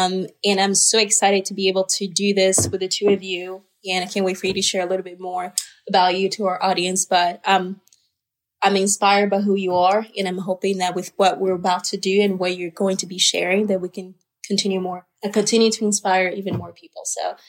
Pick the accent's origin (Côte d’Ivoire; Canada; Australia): Côte d’Ivoire; born there; I was born in Ivory Coast